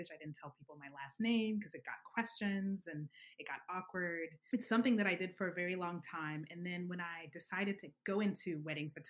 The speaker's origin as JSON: {"language": "English", "region": "Alabama", "country": "United States", "tie": "born or raised there", "lives_now": "New York, United States", "said": "until I came to New York, I didn't realize how much of a bubble it was. Um, I would definitely Alabama's very black and white."}